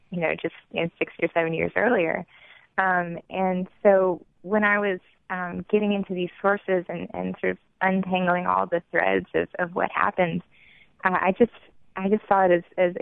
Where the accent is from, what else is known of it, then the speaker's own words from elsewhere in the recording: Jackson, United States; as a young child growing up in Jackson